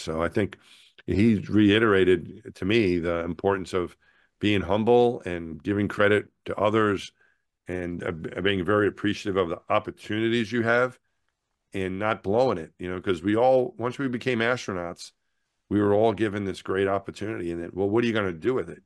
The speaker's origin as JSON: {"language": "English", "town": "Franklin Square", "region": "New York", "country": "United States", "tie": "born or raised there", "moved": "yes", "said": "the town I grew up in, Franklin Square"}